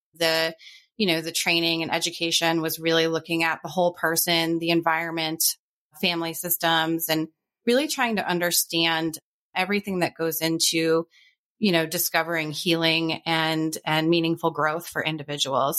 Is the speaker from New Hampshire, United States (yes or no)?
yes; New Hampshire, United States; moved away; also born or lived in New York City / Charleston; growing up in New Hampshire, I had never experienced a city atmosphere